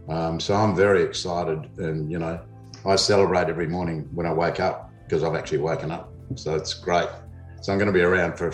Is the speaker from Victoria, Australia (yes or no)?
no; Alice Springs, Northern Territory, Australia; I'm from Alice Springs. I was born in Alice Springs.